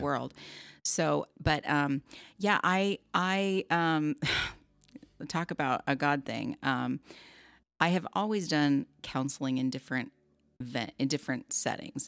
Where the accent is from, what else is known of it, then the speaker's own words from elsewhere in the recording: Southern California, United States; I grew up in Southern California